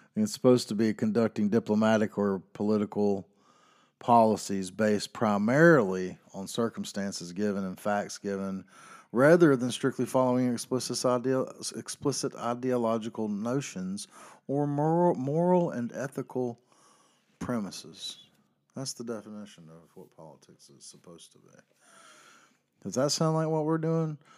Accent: the South, United States; I grew up in South

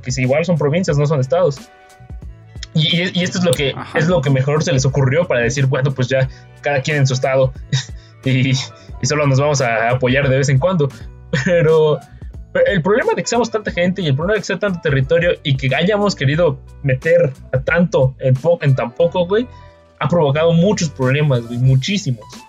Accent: Mexico; Somos el país, el segundo país más poblado de Latinoamérica

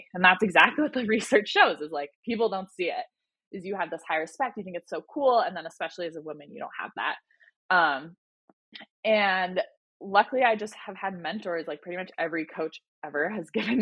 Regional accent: Boise, Idaho, United States; I grew up in Boise, Idaho

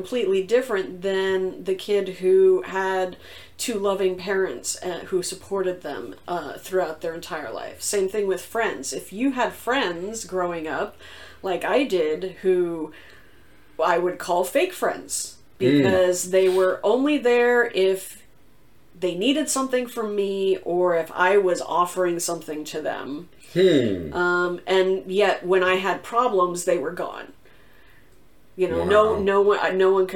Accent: the South, United States; moved away as an adult; I grew up in the South

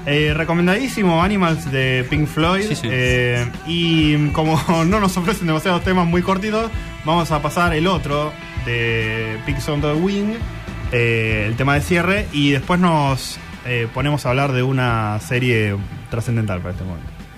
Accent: Argentina; como argentinos

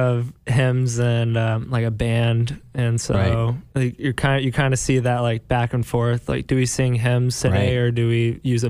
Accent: Georgetown, Kentucky, United States; I'm from Georgetown, Kentucky.

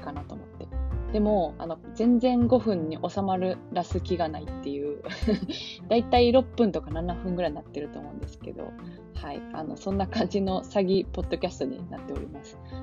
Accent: Kansai, Japan; 関西人としては

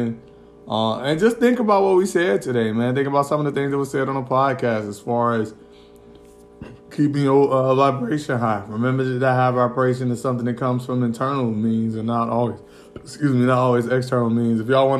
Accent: Indiana, United States; even when I was young, growing up in Indiana

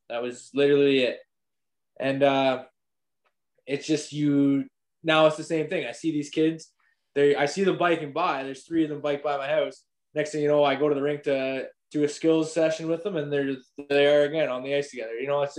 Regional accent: Ripley, Ontario, Canada; we're only a town of, we're growing. We might be up to 1,000 people now. Like when I remember when I was going to school here in hockey, it was 600. But I think we might be hitting almost 1,000, maybe. We're getting a new subdivision, first ever subdivision in Ripley.

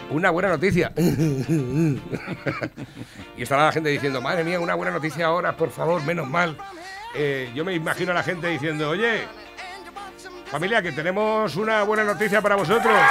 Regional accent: Spain; Yo lo que pasa es que soy español de los sin conocimiento.

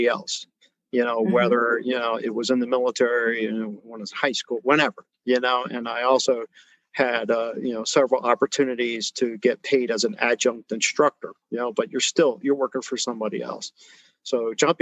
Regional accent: New Jersey, United States; moved away; growing up in Jersey and then going around, you know, the different areas in the country

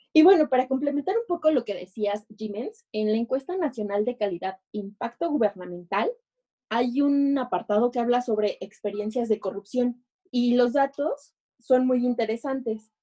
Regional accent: State of Mexico, Mexico; como buena mexiquense

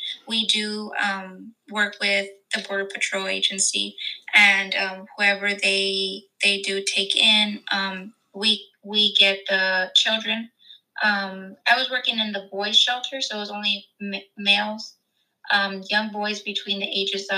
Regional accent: deep South Texas, United States; I'm from Texas, like deep South Texas, maybe 5 minutes away from the Mexico border

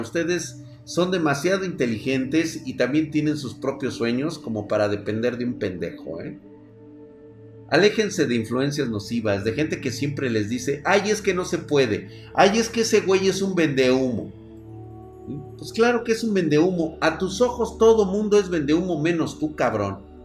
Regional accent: Mexico

